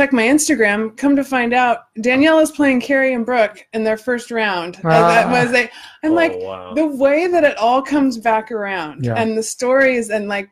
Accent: Fresno, California, United States; I grew up in Fresno

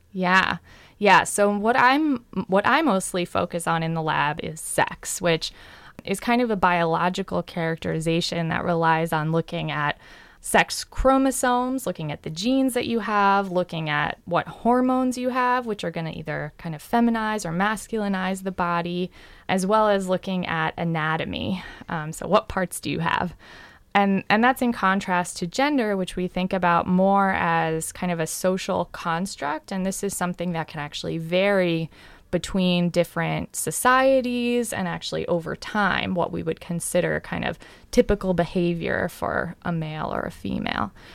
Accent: Long Island, New York, United States; I grew up on Long Island, uh, in New York

